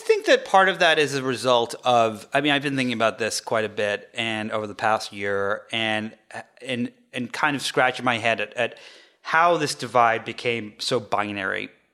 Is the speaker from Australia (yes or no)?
no; the north of England, United Kingdom; I grew up, um, I grew up in England, uh, in the north of England